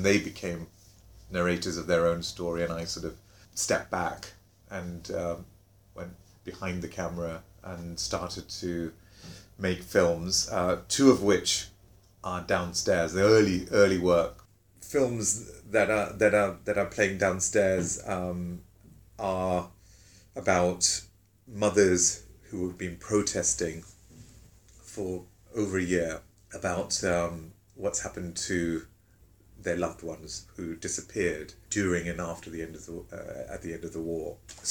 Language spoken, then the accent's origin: English; England, United Kingdom; So this complexity that I didn't really know about growing up in England